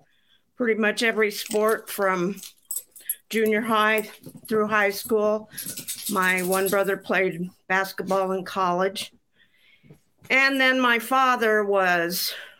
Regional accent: Nebraska, United States; moved away as an adult; now in Arizona, United States; I grew up on Nebraska football

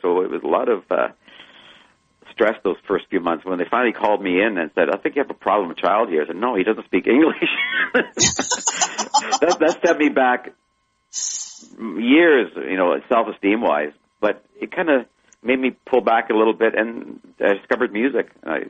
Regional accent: Canada; born there; also born or lived in Germany; Well, I was born in Canada. I was born in Canada, but I was stayed less than a year in Vancouver.

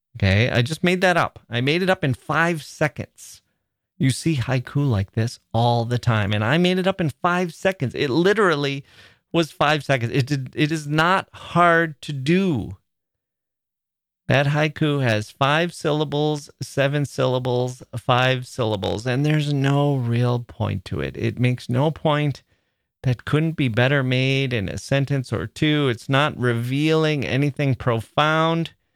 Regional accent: Midwest, United States; also born or lived in Chicago; We're both from the Midwest

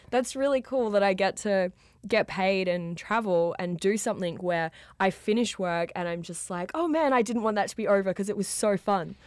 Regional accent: Australia; accent: Australian; I am from Australia

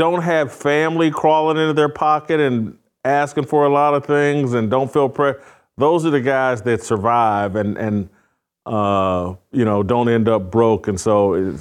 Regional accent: Indianapolis, Indiana, United States; I grew up in Indianapolis

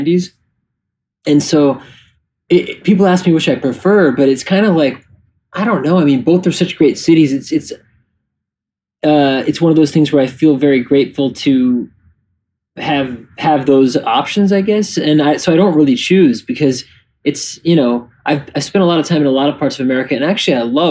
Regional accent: New York City, New York, United States; I grew up in the village.

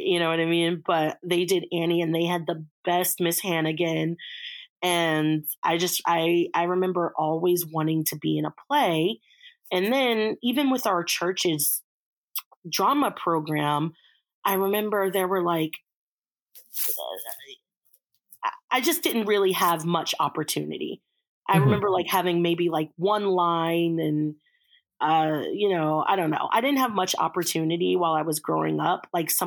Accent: Reston, Virginia, United States; I grew up in Reston, Virginia.

